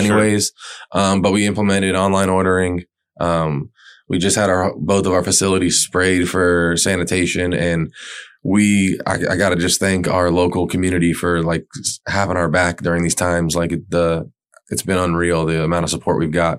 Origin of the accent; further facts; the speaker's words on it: Pembroke Pines, Florida, United States; moved away as an adult; I grew up in Pembroke Pines